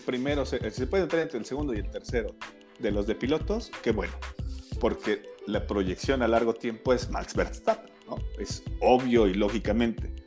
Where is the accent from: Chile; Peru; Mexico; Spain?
Mexico; nos caracterizamos los mexicanos